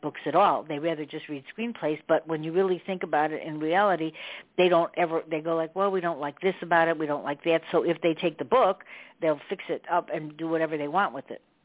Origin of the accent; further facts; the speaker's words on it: Chicago, Illinois, United States; I'm from Chicago. You know, I grew up in Chicago